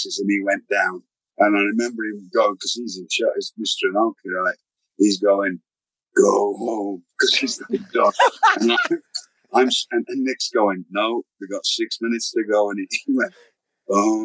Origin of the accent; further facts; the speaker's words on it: Blackpool, North West England, United Kingdom; I'm just a British wrestler, but I'm in Blackpool's in Lancashire